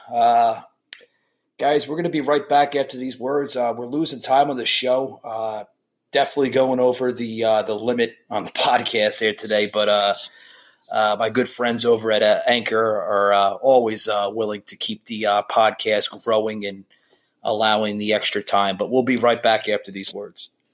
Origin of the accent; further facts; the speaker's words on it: New Jersey, United States; when I grew up in New Jersey